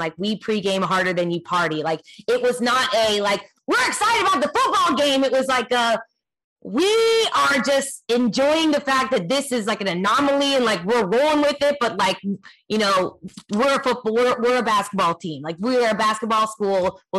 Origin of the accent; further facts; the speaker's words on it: Kansas, United States; I honestly, I was unaware that my home state had some questionable food decisions and food items.